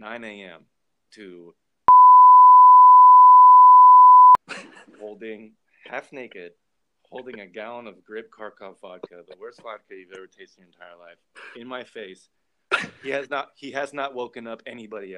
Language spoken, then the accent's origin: English; Indiana, United States; I'm from Indiana and Purdue.